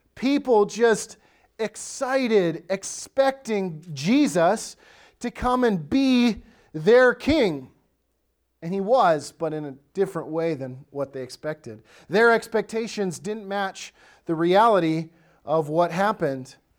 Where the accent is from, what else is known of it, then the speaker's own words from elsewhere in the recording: Wisconsin, United States; now in Lakeland, Minnesota, United States; I grew up in Wisconsin